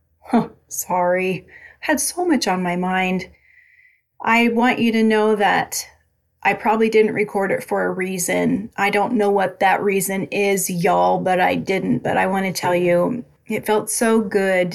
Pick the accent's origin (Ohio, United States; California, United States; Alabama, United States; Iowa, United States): Iowa, United States; Albia; moved away; I went back to my hometown of Albia, Iowa